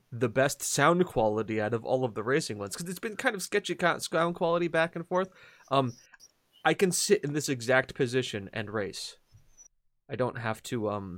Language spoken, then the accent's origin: English; United States; I'm an American